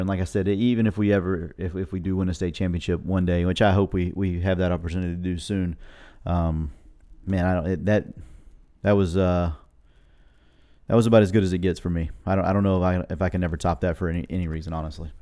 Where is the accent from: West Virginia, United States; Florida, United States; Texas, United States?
Florida, United States; I was from Florida